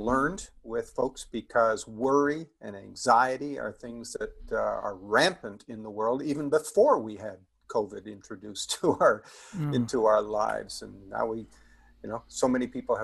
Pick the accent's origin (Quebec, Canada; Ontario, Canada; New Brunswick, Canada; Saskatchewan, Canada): Ontario, Canada; just outside of Toronto; I grew up just outside of Toronto